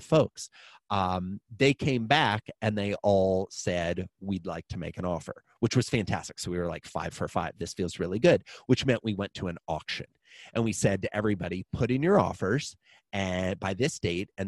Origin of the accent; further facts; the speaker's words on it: Iowa, United States; I'm a farm kid. I grew up in Iowa